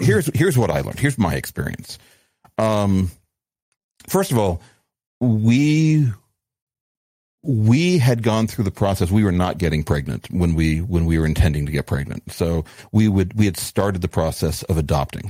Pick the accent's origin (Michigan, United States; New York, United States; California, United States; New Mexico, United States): New Mexico, United States; growing up in New Mexico